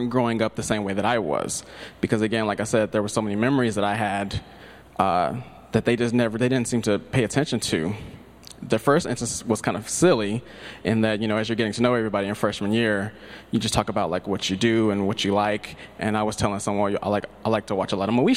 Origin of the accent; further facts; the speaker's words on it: Tyler, Texas, United States; growing up in Tyler, Texas